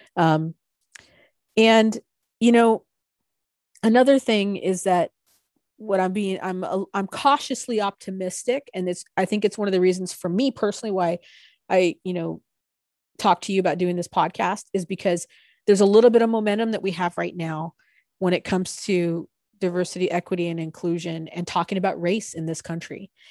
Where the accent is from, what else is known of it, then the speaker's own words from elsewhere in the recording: San Diego, California, United States; now in Portland, United States; my wife and I, you know, we're from San Diego originally, and we grew up in totally different areas of San Diego County